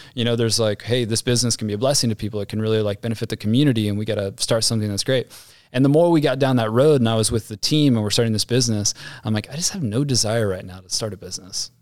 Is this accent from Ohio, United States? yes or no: yes; Ohio, United States; also born or lived in Dayton, Ohio / Amelia, Ohio; Grew up in Ohio, so, uh, suburb of Dayton, Ohio, and then moved to Amelia, Ohio, a suburb of Cincinnati